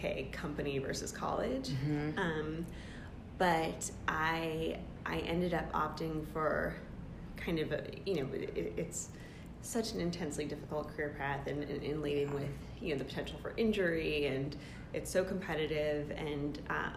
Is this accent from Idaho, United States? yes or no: no; outside of Boston, New England, Massachusetts, United States; moved away as an adult; now in West Coast, United States; I'm from the East Coast originally, so I grew up in New England outside of Boston